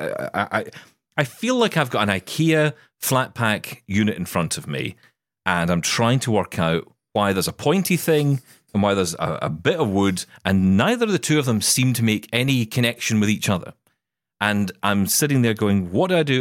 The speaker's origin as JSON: {"language": "English", "region": "Scotland", "country": "United Kingdom", "said": "I am Scottish"}